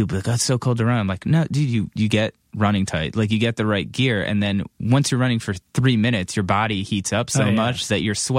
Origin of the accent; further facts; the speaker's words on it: Cleveland, Ohio, United States; moved away as an adult; also born or lived in upstate New York; I grew up in Cleveland and went to school in upstate New York.